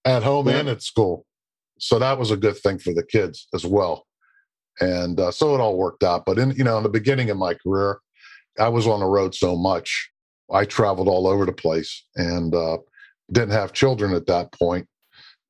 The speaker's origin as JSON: {"language": "English", "region": "Western Pennsylvania", "country": "United States", "tie": "born or raised there", "also_born_or_lived": "Baltimore / Pittsburgh", "moved": "yes", "said": "I grew up in Western Pennsylvania, about 40, 50 miles north of Pittsburgh"}